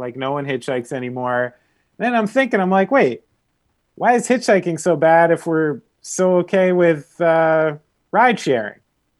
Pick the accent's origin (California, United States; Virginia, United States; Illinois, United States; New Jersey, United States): New Jersey, United States; because I'm from New Jersey. Yeah. Like, I literally grew up in a house where my father banned chain pizza places.